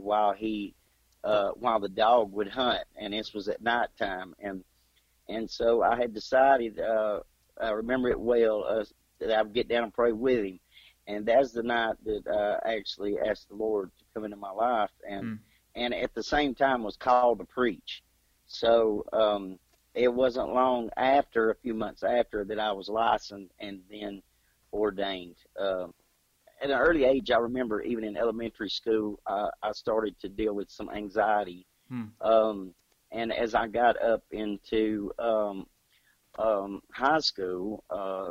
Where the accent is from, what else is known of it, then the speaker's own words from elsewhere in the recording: Clarksville, Georgia, United States; I was born in Habersham County, Clarksville, Georgia